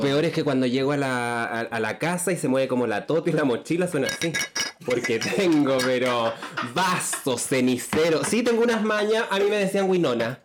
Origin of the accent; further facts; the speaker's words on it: Sótero del Río hospital, Santiago Metropolitan Region, Chile; yo nací en el Sotero del Río